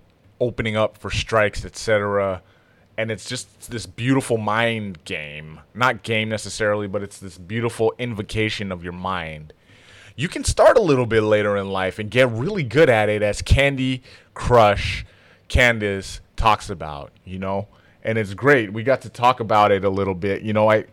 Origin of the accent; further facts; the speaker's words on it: Toronto, Ontario, Canada; now in San Jose, United States; I was born in Toronto